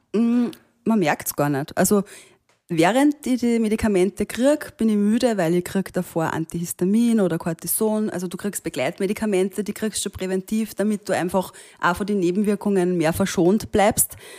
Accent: Austria; bin ich in Österreich geboren

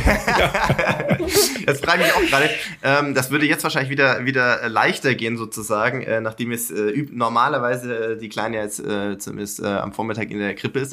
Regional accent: Sindelfingen, Baden-Württemberg, Germany; moved away; Gerlingen ist ja nicht weit weg von äh, meinem Geburtsort, nämlich von Sindelfingen.

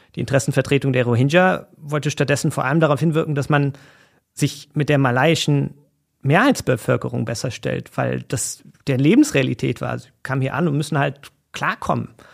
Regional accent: Germany; bei uns in Deutschland

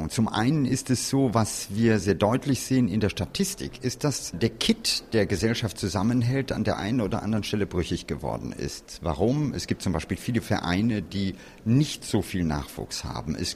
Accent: Hennef, North Rhine-Westphalia, Germany; Und äh, in meiner Heimat Hennef, die ist nicht weit weg von hier

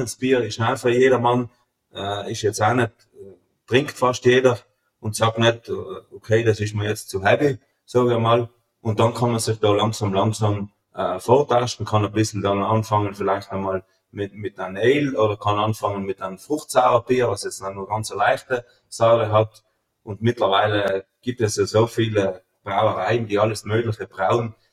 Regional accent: Feldthurns, Trentino-Alto Adige, Italy; also born or lived in Germany; ich komme aus Meißachtal, wir sind eigentlich in Feldurns mehr oder weniger eine Weißwein-Hochburg

